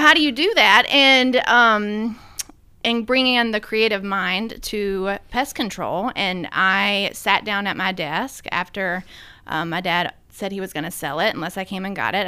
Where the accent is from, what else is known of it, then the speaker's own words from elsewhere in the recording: Sumner County, Tennessee, United States; also born or lived in Boston, Massachusetts; I grew up in Tennessee, here in Sumner County